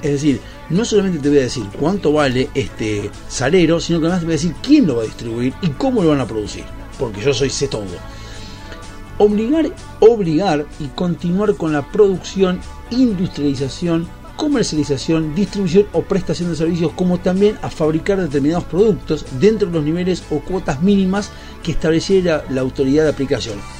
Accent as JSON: {"language": "Spanish", "country": "Argentina", "said": "como ciudadanos argentinos"}